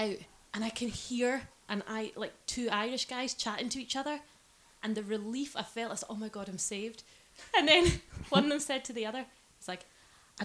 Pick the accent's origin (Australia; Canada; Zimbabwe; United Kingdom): Australia; moved away; I'm not from New Zealand, from Australia